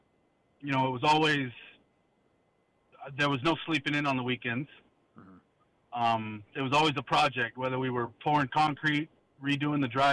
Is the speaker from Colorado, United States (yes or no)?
no; West Covina, California, United States; I grew up in West Covina